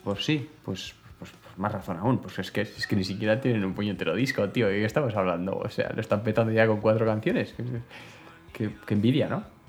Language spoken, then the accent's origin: Spanish; Bera, Navarre, Spain; mi pueblo, de Vera, de Vida de Vidasoa